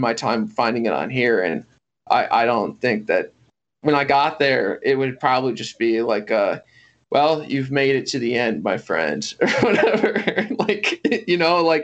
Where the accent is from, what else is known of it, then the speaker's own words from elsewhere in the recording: Bloomington, Illinois, United States; I'm from Bloomington